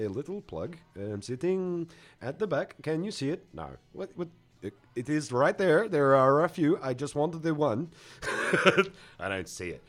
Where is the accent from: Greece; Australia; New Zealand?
New Zealand; Auckland; I grew up here in central Auckland